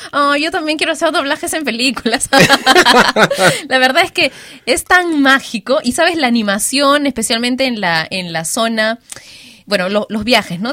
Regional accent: Peru; yo soy peruana y me crié entre guitarras, cajones, música criolla

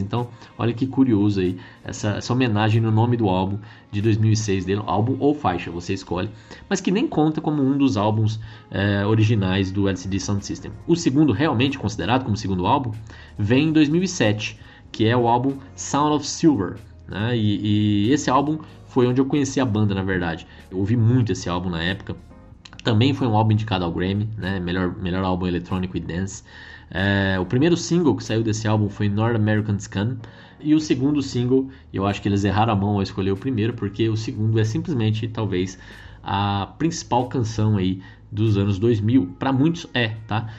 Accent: Campo Grande, Mato Grosso do Sul, Brazil; moved away; lá na minha terrinha, né, onde eu morei tantos anos, em Campo Grande, Mato Grosso do Sul

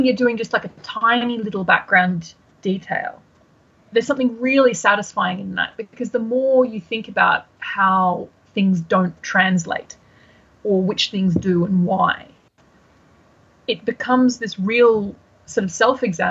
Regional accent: Australia; also born or lived in Brisbane, Australia / United Kingdom; as an Australian, there is something particularly delightful about throwing off Brits and Americans with various Aussie phrases

